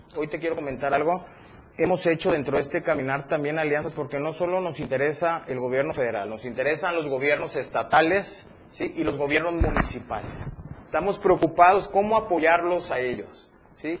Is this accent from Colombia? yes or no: no; Chiapas, Mexico; yo soy chiapaneco, entonces me interesa mucho voltear a mi estado